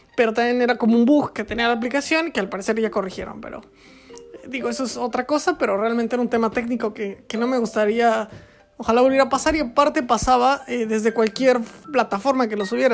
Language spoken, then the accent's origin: Spanish; Querétaro, Mexico; moved away; yo vivo en Querétaro, o bueno, viví en Querétaro, o soy de Querétaro, que es en México